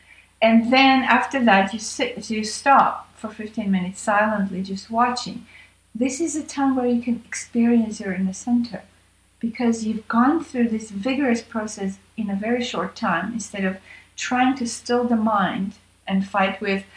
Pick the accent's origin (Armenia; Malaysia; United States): Armenia; moved away; I was born in Armenia and had that different kind of a training